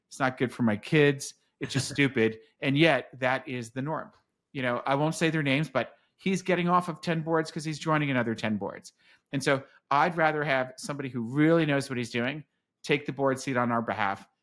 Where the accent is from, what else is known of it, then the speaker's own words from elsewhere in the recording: San Francisco, California, United States; now in Austin, United States; And I'm a transplant from San Francisco